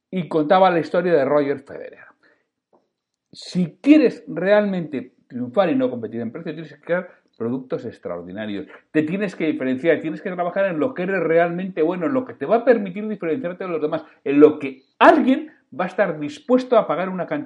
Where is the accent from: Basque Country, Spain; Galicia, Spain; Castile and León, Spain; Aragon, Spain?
Basque Country, Spain; Bilbao; mira, pues los que somos de Bilbao, pues podemos pagar el precio más caro.